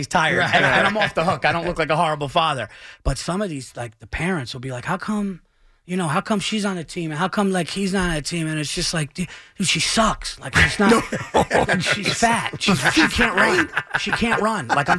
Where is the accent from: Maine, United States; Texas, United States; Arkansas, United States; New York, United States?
New York, United States; Yonkers; I was born in Yonkers. I'm a Westchester guy.